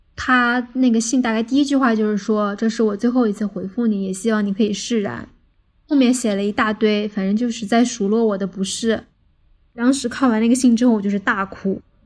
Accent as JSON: {"language": "Chinese", "region": "Beijing", "country": "China", "said": "我来自北京，职业是一名影视行业的从业者"}